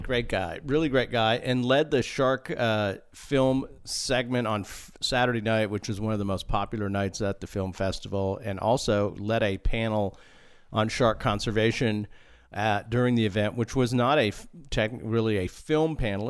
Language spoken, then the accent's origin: English; Austin, Texas, United States; we're from Austin, Texas, and have worked historically on the Atlantic seaboard